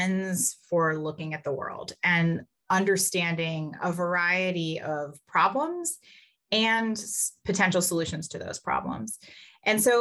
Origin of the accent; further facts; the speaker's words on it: Kentucky, United States; moved away as an adult; now in Notre Dame, United States; I grew up in Kentucky, which some people consider Midwest, some people consider South, has a little bit of both